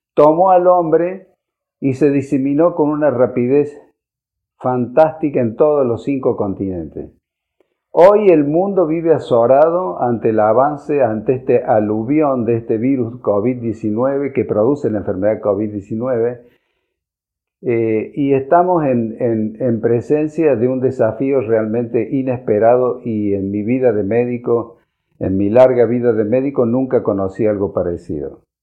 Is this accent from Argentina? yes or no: yes; Argentina